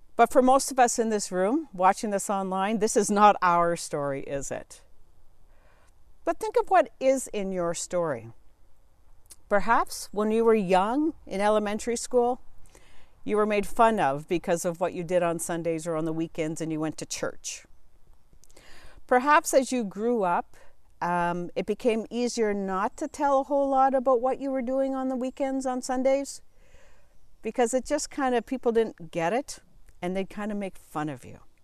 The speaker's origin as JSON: {"language": "English", "region": "Southern Ontario", "country": "Canada", "tie": "born or raised there", "also_born_or_lived": "Asia / Boston", "moved": "as an adult", "said": "I was born and raised in Southern Ontario"}